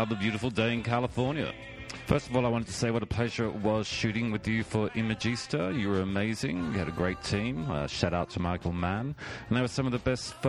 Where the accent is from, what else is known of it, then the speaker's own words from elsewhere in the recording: Australia; also born or lived in New York; now in Los Angeles, United States; I grew up in Australia